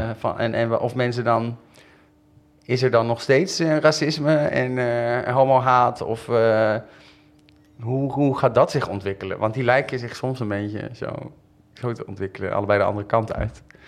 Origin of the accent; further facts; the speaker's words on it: Rotterdam, South Holland, Netherlands; now in Amsterdam, Netherlands; Ik ben daar achter geboren.